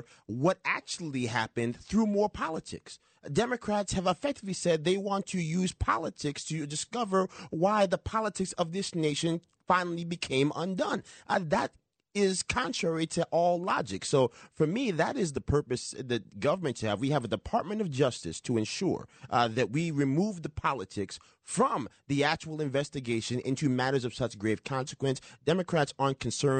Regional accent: Yonkers, New York, United States; My hometown in Yonkers

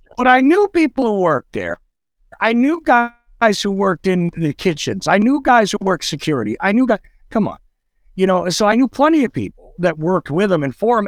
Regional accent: New Jersey, United States; also born or lived in New York; I grew up in New Jersey, okay? I grew up in New Jersey a little time in New York

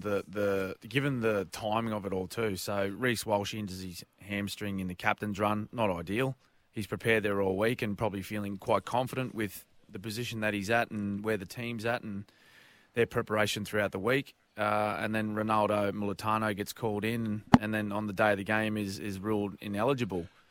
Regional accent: Queensland, Australia; as a Queenslander

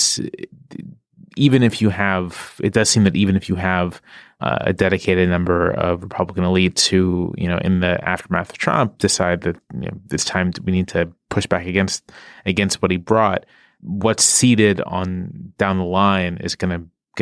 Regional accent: Virginia, United States; I'm from Virginia.

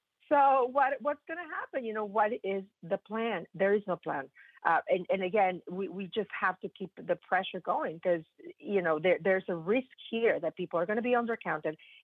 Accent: Mexico; moved away; I'm from Mexico

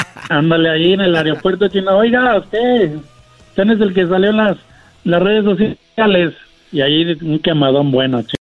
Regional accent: San Luis Potosí, Mexico; De San Luis Potosí

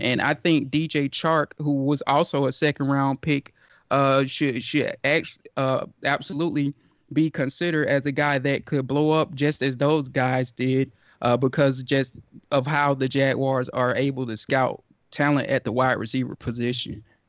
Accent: Georgia, United States; I'm from Georgia, live in Georgia

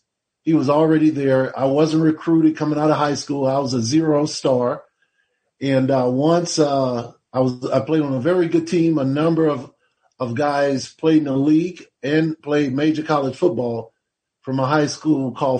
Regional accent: New Orleans, Louisiana, United States; I grew up in New Orleans, Louisiana, grew up in the same area from Holly Grove, same area where … from, and went to Forshire High School.

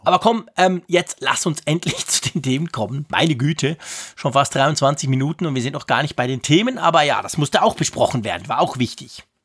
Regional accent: Switzerland; als Schweizer

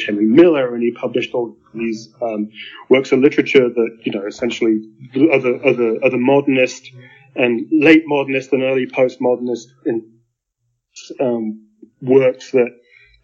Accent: Stroud, South West England, United Kingdom; now in New Mexico, United States; I was born in Stroud in the west of England. I live in New Mexico now.

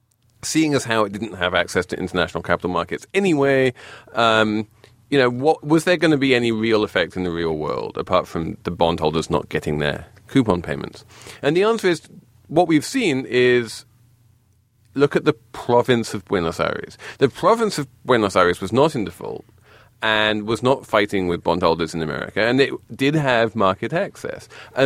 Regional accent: England, United Kingdom

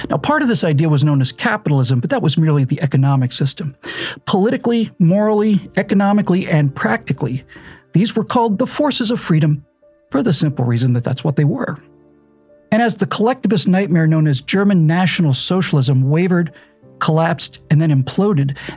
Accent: Bermuda; born or raised there

